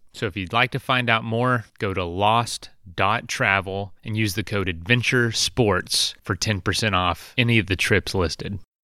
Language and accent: English; East Coast, United States; moved away; growing up on the East Coast